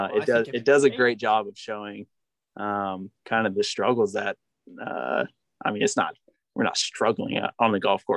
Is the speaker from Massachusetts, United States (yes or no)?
no; Napa, California, United States; also born or lived in San Diego, California; I'm from, born in San Diego, but we're both from Napa